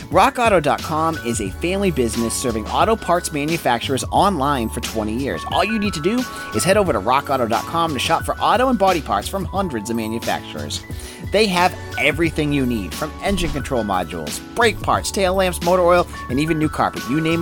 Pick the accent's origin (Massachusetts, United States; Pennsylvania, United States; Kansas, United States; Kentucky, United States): Massachusetts, United States; because we're from Massachusetts, we're going to root for UMass.